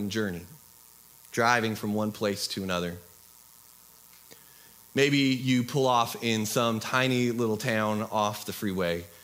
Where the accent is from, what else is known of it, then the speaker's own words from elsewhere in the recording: Washington, United States; Uh, I'm from Southwest Washington.